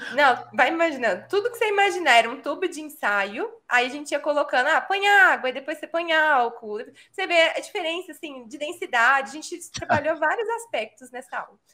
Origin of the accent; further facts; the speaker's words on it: São Paulo, Brazil; moved away as an adult; now in Belo Horizonte, Brazil; Eu nasci em São Paulo, mas eu moro em Minas há, sei lá, mais de uma década